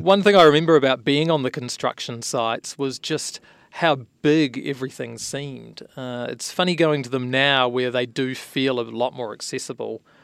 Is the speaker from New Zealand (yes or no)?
yes; New Zealand; now in San Francisco Bay Area, United States; I'm originally from New Zealand, hence my funny accent